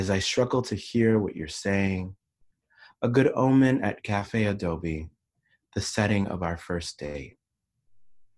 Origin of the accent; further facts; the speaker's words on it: Panama; I grew up in Panama